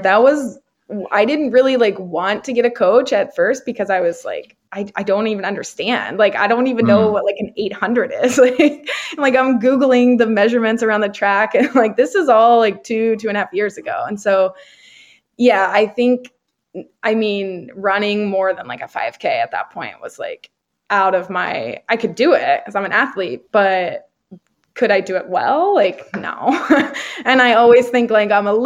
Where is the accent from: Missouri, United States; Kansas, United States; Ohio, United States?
Missouri, United States; Perryville; I'm from a town called Perryville, Missouri